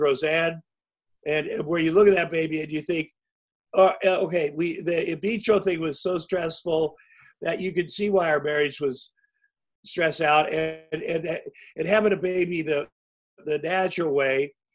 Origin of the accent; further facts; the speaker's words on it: Iowa, United States; moved away; when I grew up in Iowa